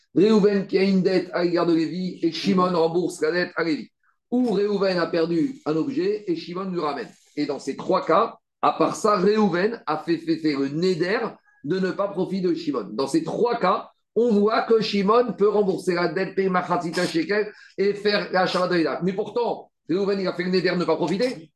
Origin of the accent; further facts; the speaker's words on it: France; on est français